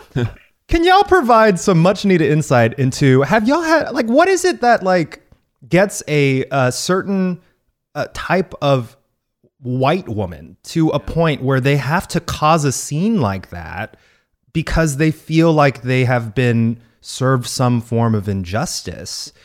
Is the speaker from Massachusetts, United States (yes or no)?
no; Texas, United States; my home state of Texas.